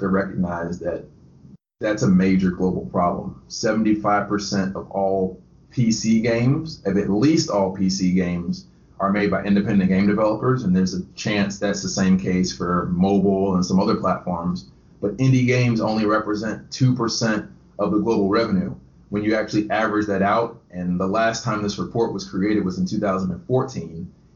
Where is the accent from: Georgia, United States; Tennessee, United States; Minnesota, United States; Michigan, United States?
Georgia, United States; Conyers; moved away as an adult; also born or lived in Statesboro, Georgia; now in Tampa, United States; I grew up right outside of Atlanta in a city called Conyers